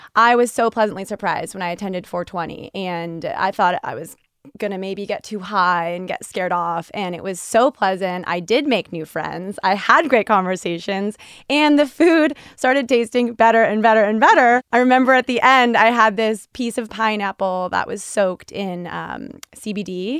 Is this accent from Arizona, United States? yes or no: no; California, United States; now in Boston, United States; I grew up in California, so you know, I feel like us Californians have always been in tune with this